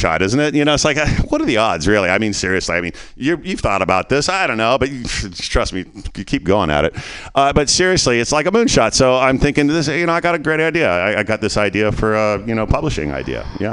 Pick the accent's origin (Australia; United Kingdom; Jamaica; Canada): Canada; moved away; I was born in 58 and I was born in Canada.